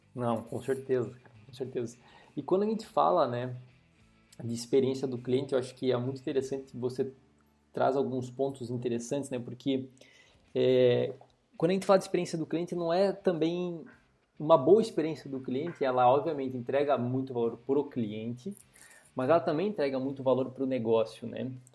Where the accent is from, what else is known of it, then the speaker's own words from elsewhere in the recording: interior of Rio Grande do Sul, Brazil; eu sou um cara que nasci e cresci no interior do estado do Rio Grande do Sul